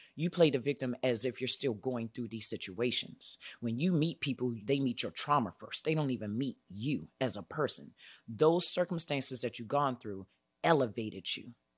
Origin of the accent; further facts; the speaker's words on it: Washington, District of Columbia, United States; moved away as an adult; now in Arizona, United States; I'm originally from Washington, D C